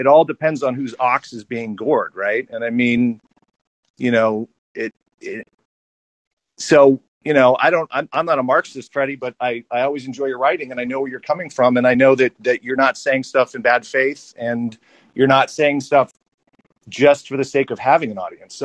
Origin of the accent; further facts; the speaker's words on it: St. Louis, Missouri, United States; now in California, United States; I grew up in St. Louis in the 80s